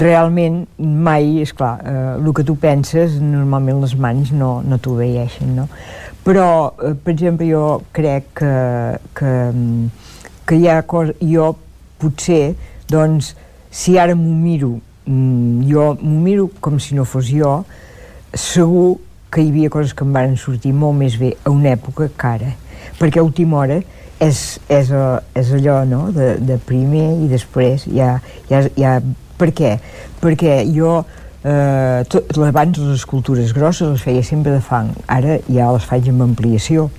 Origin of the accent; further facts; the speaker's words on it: Olot, Catalonia, Spain; jo soc d'Olot